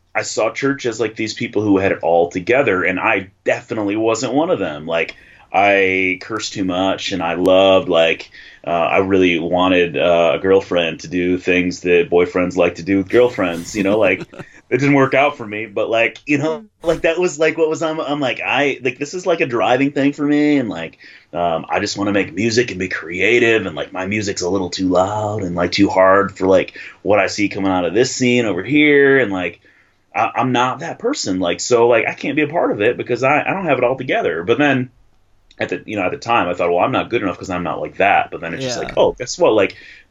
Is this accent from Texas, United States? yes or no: no; Davison, Michigan, United States; also born or lived in Flint, Michigan; I grew up in the suburbs. I grew up in Davison